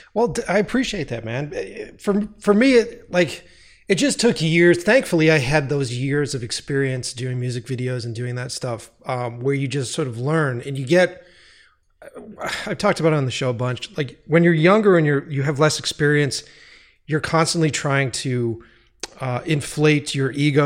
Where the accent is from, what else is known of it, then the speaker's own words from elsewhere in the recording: United States; being an American